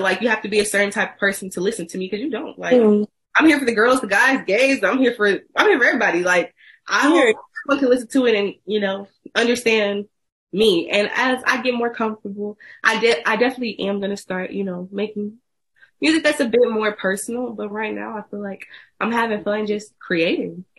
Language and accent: English; Houston, Texas, United States; I'm from Houston, Texas